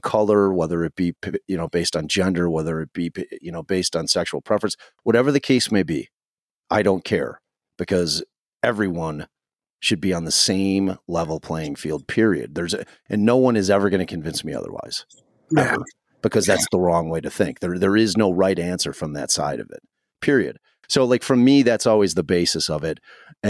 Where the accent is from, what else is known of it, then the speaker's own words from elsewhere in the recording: Chicago, Illinois, United States; Like I grew up like on the Austin area is underserved area, high crime area, you know, low income. And, you know, so I grew up like right on that street.